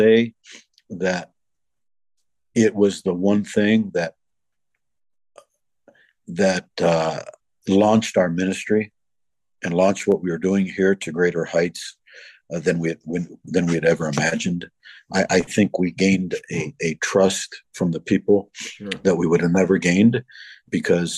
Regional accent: United States; moved away as an adult; I being an American

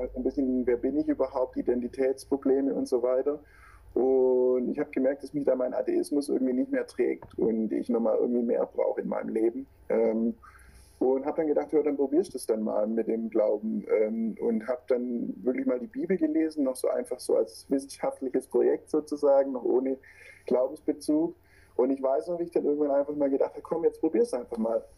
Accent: Swabia, Baden-Württemberg, Germany; accent: Schwäbisch; now in Stuttgart, Germany; ich wohne in Stuttgart, was man bei mir auch hört. Ähm, also das Schwäbisch kommt auf jeden Fall durch.

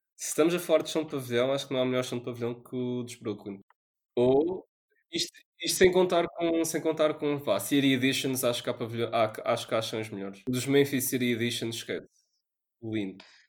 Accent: Portugal; Nós somos portugueses

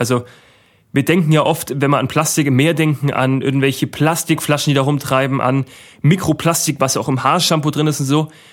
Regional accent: Germany; wir sind ein sehr reiches Land, muss man Deutschland wirklich auch sagen

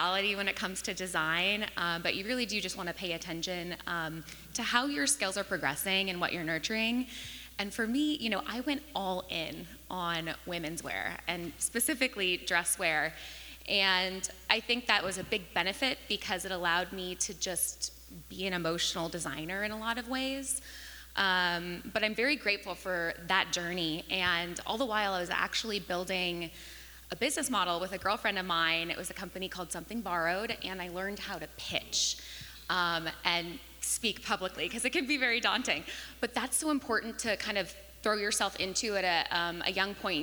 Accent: Northern California, United States; I actually grew up in Northern California

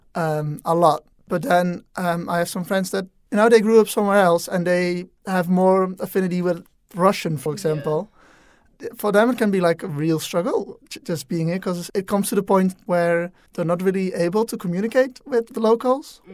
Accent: Netherlands; English is a second language; moved away as an adult; I'm from the Netherlands, where we normally speak Dutch. English is quite dominant, but definitely still very much a second language.

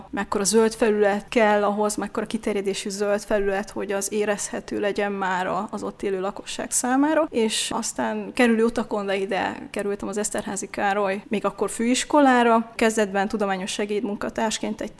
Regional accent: Eger, Heves, Hungary; also born or lived in Debrecen; hiszen egriként itt az általános iskolát ha ez az egrieknek mond valamit, a kettes számú gyakorló iskolában kezdtem, hogy ez a Barkóci téri épület

